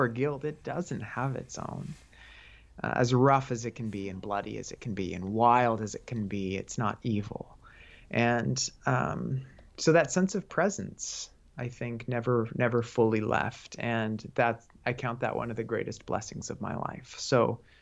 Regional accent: United States; as modern American people

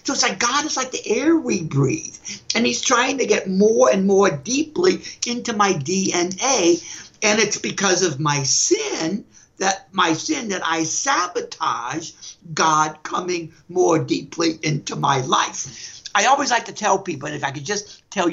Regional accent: New Orleans, Louisiana, United States; When I was growing up in New Orleans, I still remember I was about 5 or 6 years old

